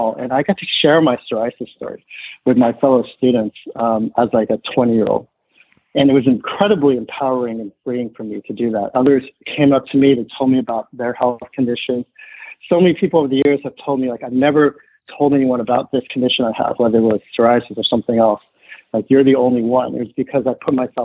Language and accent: English; suburbs of the San Francisco Bay Area, California, United States; I was born in the States, first one of my family, either side born outside of China and Taiwan